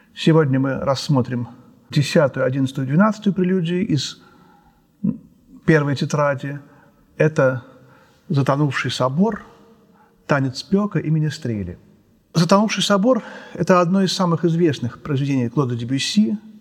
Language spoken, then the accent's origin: Russian; Moscow, Russia; мы все москвичи, все русские